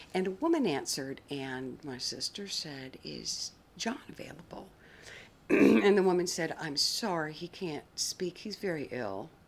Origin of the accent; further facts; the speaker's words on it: outside of Atlanta, Georgia, United States; also born or lived in North Carolina; I grew up in the South, interestingly enough, in a small area outside of Atlanta